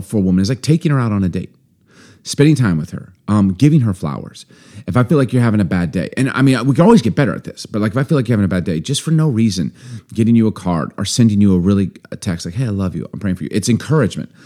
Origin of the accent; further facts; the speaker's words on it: Chicago, Illinois, United States; also born or lived in Baltimore; maybe being born in Baltimore, growing up in Chicago